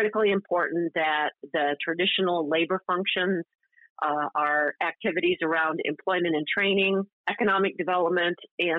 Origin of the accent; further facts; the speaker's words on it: Clio, Michigan, United States; I grew up in Clio, Michigan